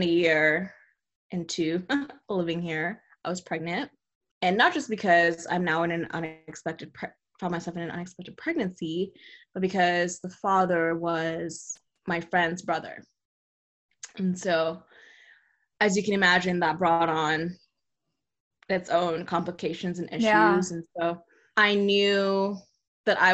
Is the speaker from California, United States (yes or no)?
yes; California, United States; moved away as an adult; also born or lived in Texas; I grew up mostly in California.